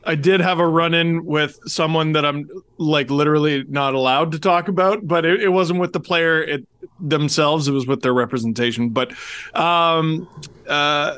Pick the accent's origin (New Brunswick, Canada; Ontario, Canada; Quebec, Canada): Ontario, Canada; Toronto; now in Ajax, Canada; I grew up in Wayne Simmons' neighborhood